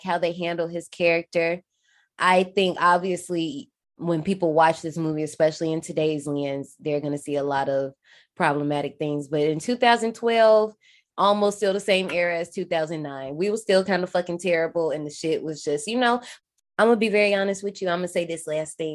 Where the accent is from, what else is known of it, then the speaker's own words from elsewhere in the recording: Gary, Indiana, United States; I'm from Gary, but we get Chicago radio.